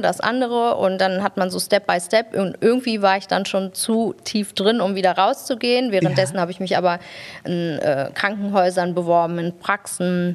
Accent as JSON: {"language": "German", "country": "Germany", "tie": "born or raised there", "said": "bin ich in der Kinderarmut groß geworden, die in Deutschland einfach ein großes Thema ist"}